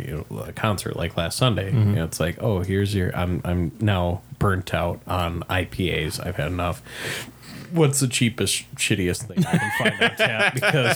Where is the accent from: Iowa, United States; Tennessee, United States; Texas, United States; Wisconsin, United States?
Wisconsin, United States; I'm from Wisconsin.